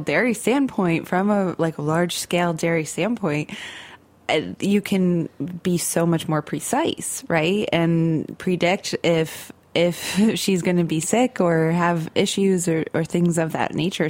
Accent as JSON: {"language": "English", "region": "Central New York", "country": "United States", "tie": "born or raised there", "said": "I grew up in Central New York in more of like a suburban area, um, but kind of on the end of the Rust Belt. Like I grew up near Lake Ontario"}